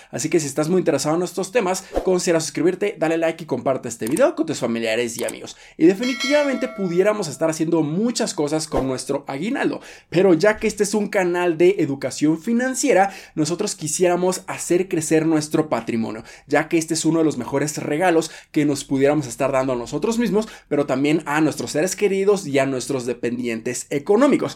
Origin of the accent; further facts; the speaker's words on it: Mexico; nosotros como mexicanos